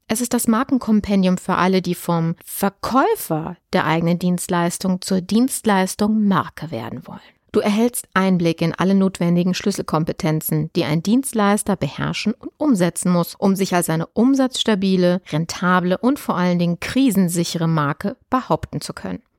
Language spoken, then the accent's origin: German; Germany; bei uns in Deutschland